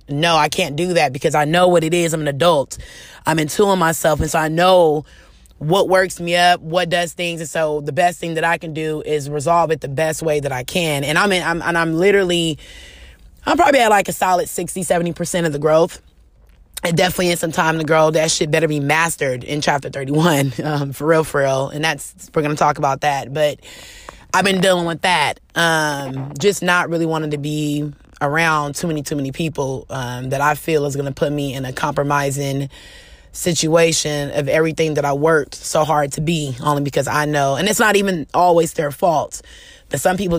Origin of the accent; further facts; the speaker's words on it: California, United States; especially me coming from Cali. I'm a Californian girl. I'm used to diversity around me, no matter.